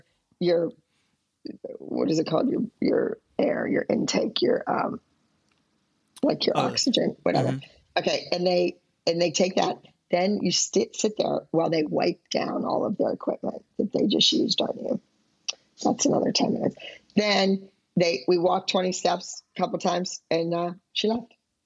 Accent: Pittsburgh, Pennsylvania, United States; growing up in Pittsburgh

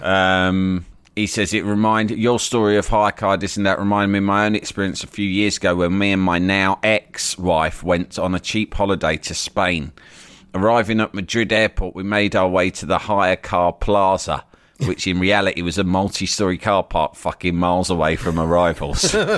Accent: England, United Kingdom; my English upbringing

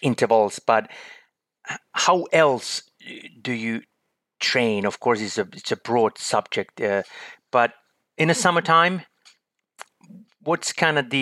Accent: Finland; my home country as well, in Finland

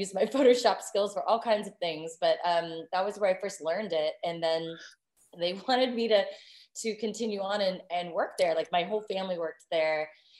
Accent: Virginia, United States; I grew up in Virginia and all over the world. Both of my parents were CIA, actually. And so we were stationed all over traveling at a young age.

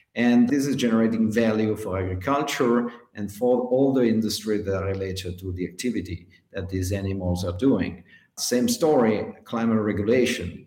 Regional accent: Greece; now in Switzerland; I'm from Greece but living in Switzerland

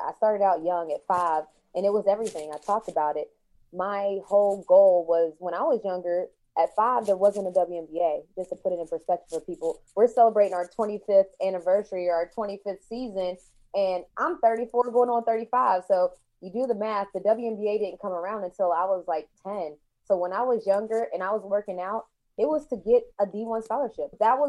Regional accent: West Virginia, United States; Yes, ma'am. I'm from West Virginia, and that's how I decided to do the UConn thing. I knew that I was from a small area of the country

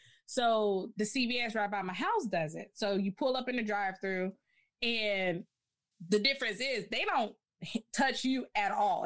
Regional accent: Amarillo, Texas, United States; I was born in Amarillo, Texas.

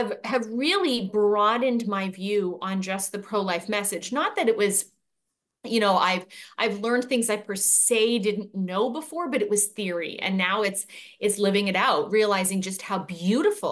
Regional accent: British Columbia, Canada; moved away as an adult; now in United States; I am born and raised in Canada

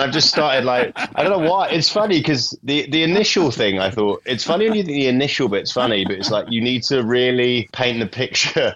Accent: England, United Kingdom; moved away as an adult; now in United States; my wife's Scottish and I'm English

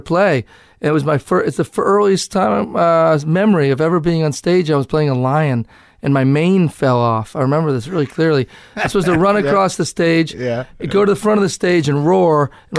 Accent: Cambridge, Massachusetts, United States; I grew up in Cambridge.

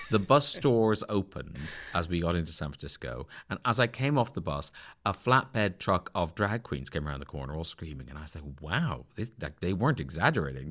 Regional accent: Ireland; moved away; I grew up a Protestant in Southern Ireland, where everyone is Catholic

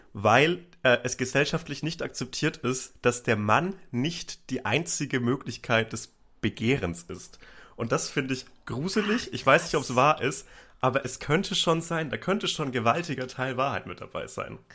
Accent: Upper Franconia, near Bamberg, Bavaria, Germany; born or raised there

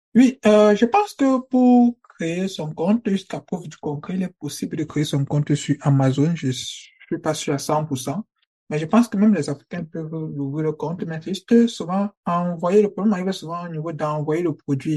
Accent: Cameroon; moved away as an adult; now in Germany; j'obtiens mon baccalauréat en 2018 mm-hmm. au Cameroun, je suis camerounais

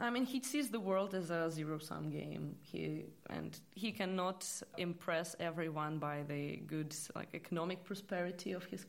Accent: Russia; moved away as an adult; now in London, United Kingdom; I come from Russia

